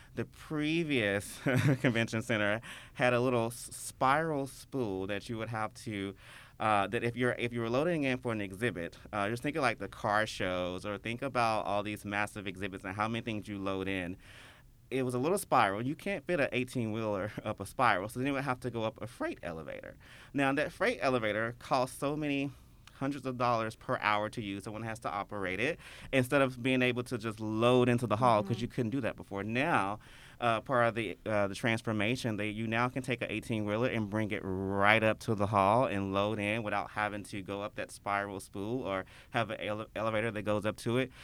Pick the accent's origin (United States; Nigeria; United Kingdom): United States; Memphis, Tennessee; I born and raised in Memphis. Uh, I've never lived anywhere else